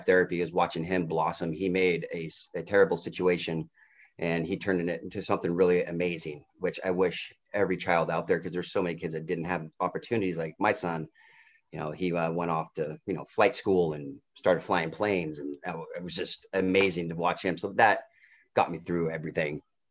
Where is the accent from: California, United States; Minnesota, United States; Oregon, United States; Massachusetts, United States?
Oregon, United States; Portland; moved away as an adult; now in Vancouver, United States; I grew up, I lived in Portland until I took custody of my son when he was six.